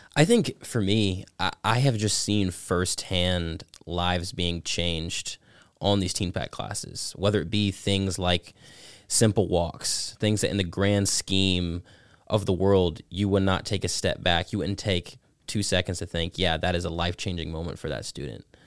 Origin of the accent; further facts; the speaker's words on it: Georgia, United States; Teen Pac, Georgia three. It's been my home state class through and through